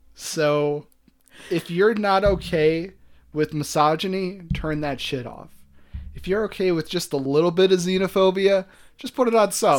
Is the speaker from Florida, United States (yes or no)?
no; Buffalo, New York, United States; we're from Buffalo originally.